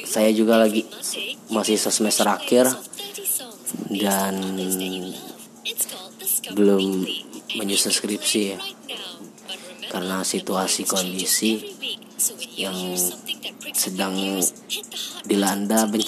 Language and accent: Indonesian; Palembang, South Sumatra, Indonesia; saya adalah seorang mahasiswa di salah satu universitas di kota saya kotanya kota Palembang